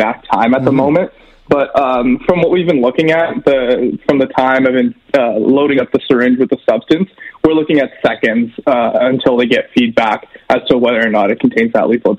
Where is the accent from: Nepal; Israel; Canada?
Canada; Edmonton, Alberta; I grew up here in Millwoods. I've been in Edmonton my whole life